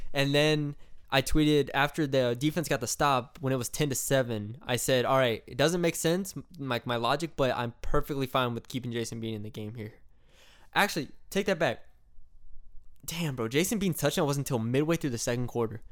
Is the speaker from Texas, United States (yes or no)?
yes; San Antonio, Texas, United States; my hometown, my home turf, Alamo Dome